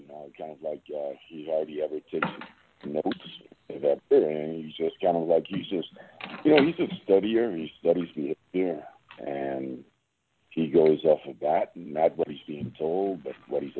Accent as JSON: {"language": "English", "town": "New York City", "region": "New York", "country": "United States", "tie": "born or raised there", "said": "growing up in the Lower East Side, in Spanish Harlem and Brooklyn"}